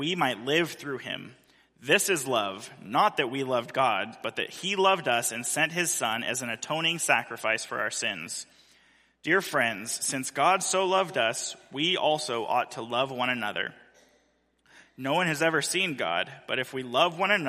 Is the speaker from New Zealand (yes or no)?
no; Central California, United States; moved away; the church that I grew up in Central California